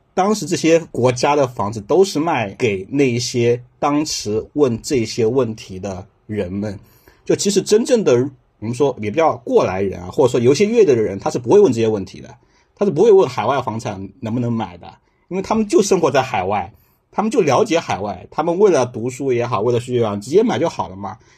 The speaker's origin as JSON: {"language": "Chinese", "area": "a county town in Jiangsu/Zhejiang", "region": "Jiangsu-Zhejiang area", "country": "China", "tie": "born or raised there", "moved": "yes", "said": "我家真的是在县城，我们家是一个叫六线县城，虽然是江浙，还是不错的"}